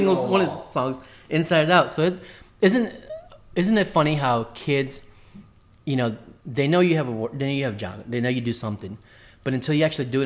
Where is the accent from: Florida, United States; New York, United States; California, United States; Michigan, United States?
New York, United States; New York City; moved away as an adult; I came up from Queens, New York